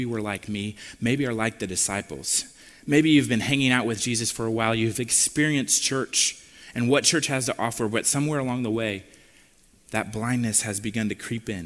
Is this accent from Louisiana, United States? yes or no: no; West Lafayette, Indiana, United States; I'm from Lafayette, West Lafayette, Indiana.